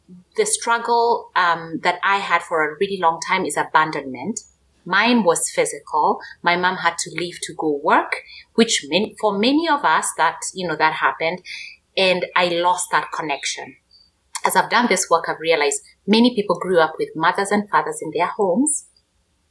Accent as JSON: {"language": "English", "country": "Kenya", "tie": "born or raised there", "moved": "as an adult", "said": "born and raised in Kenya, in Africa"}